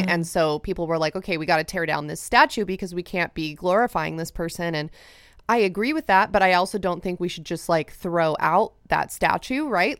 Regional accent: California, United States; I grew up in California.

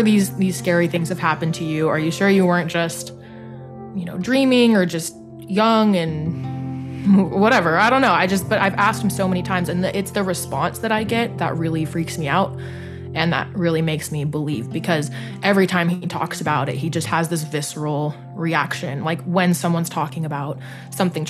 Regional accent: Los Angeles, California, United States; I'm from the Los Angeles area

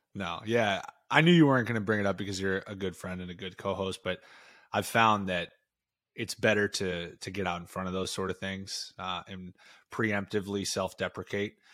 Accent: New England, United States; growing up in New England

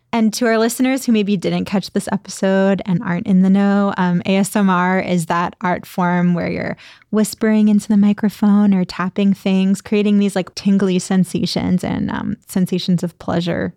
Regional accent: Pittsburgh, Pennsylvania, United States; I grew up in Pittsburgh

